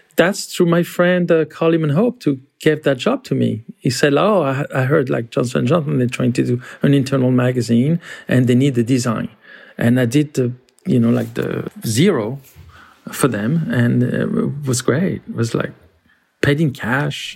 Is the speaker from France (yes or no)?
yes; France; moved away as an adult; also born or lived in Paris; now in New York, United States; I grew up in France